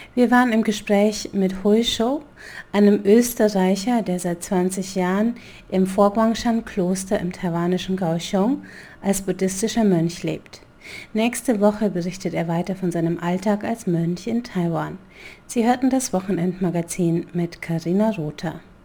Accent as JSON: {"language": "German", "country": "Germany", "said": "als Deutscher, als Deutscher"}